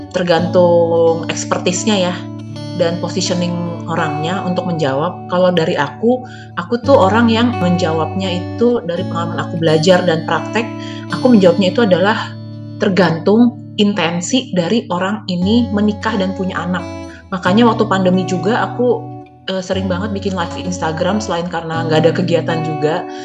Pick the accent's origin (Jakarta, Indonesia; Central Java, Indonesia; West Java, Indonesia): Jakarta, Indonesia; walaupun saya besar di Jakarta